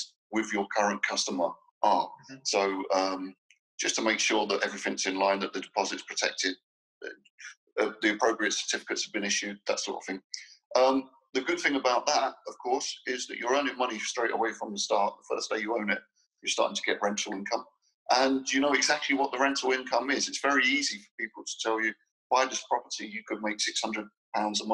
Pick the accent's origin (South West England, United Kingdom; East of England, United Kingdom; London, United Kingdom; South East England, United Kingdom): London, United Kingdom; moved away as an adult; now in Dubai, United Arab Emirates; I was born and brought up in London, but I've not lived there for 11 years